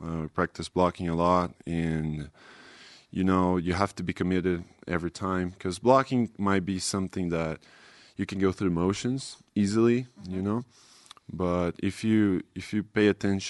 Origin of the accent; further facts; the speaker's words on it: Brazil; first language Portuguese; English is a second language; now in Provo, United States; I'm from Brazil.